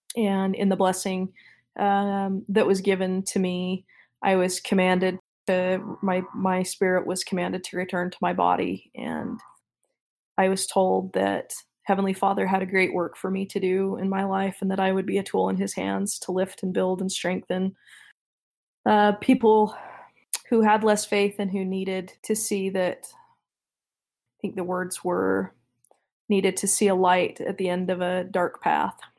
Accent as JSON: {"language": "English", "town": "Midvale", "region": "Utah", "country": "United States", "tie": "born or raised there", "said": "I was born and raised in Midvale"}